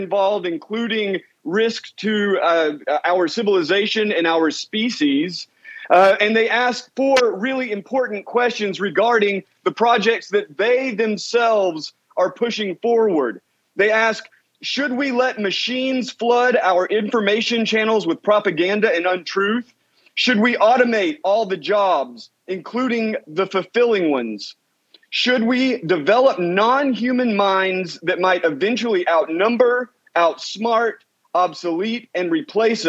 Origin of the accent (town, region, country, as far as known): Eastern Tennessee, United States